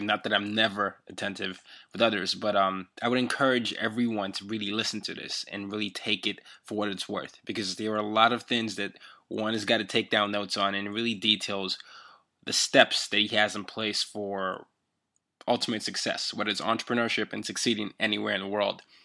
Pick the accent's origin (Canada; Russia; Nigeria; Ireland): Nigeria; now in New York City, United States; I'm Nigerian, so you know right. I'm, I'm a foreigner living in New York City